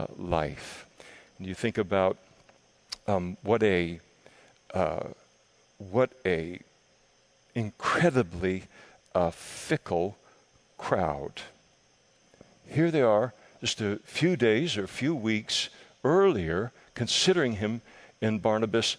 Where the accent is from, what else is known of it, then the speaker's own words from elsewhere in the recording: Scotland, United Kingdom; I am a Scot. Incurably a Scot.